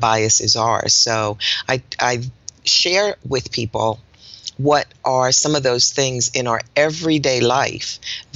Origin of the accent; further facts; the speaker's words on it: Newark, New Jersey, United States; now in Greensboro, United States; I was born in Newark, New Jersey. So I'm a Northeasterner, even though I live in Greensboro, North Carolina